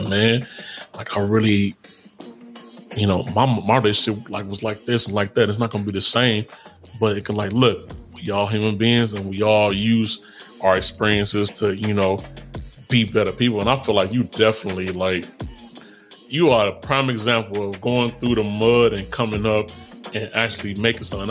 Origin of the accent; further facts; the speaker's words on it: Chicago, Illinois, United States; I'm from Chicago